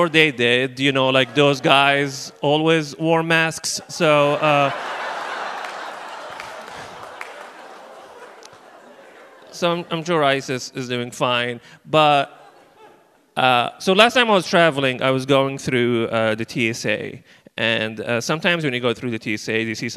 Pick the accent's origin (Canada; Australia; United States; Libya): Libya; moved away; I'm originally from Libya